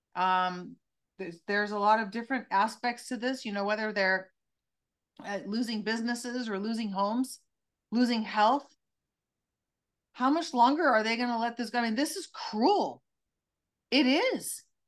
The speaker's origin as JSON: {"language": "English", "town": "Santa Cruz", "region": "California", "country": "United States", "tie": "born or raised there", "said": "my hometown of Santa Cruz"}